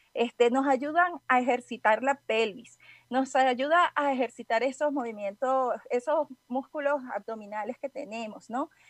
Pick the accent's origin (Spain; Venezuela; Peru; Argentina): Venezuela; moved away as an adult; now in Guadalajara, Mexico; soy venezolana, pero ya tengo un tiempito residiendo aquí en Guadalajara, ya cuatro años